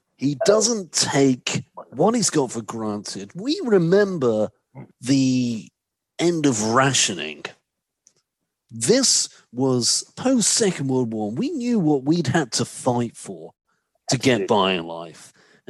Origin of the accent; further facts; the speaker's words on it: United Kingdom; I'm certainly British first, and I'm proud to say that I'm British